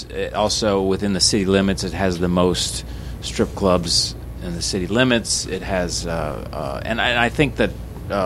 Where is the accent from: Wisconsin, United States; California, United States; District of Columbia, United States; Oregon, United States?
Oregon, United States; Portland; where are you from? And I said, Portland, Oregon